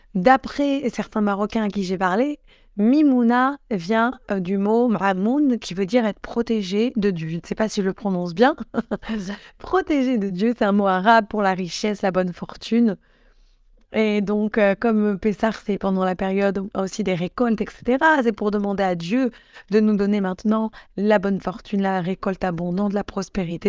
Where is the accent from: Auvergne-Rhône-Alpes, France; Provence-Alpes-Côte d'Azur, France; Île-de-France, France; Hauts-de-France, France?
Auvergne-Rhône-Alpes, France; Grenoble; je viens de Grenoble